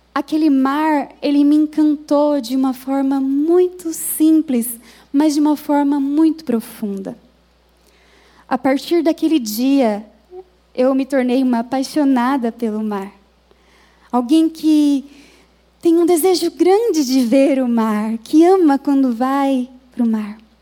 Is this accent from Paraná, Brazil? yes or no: no; Minas Gerais, Brazil; moved away as an adult; now in São Paulo, Brazil; eu fui criada em Minas Gerais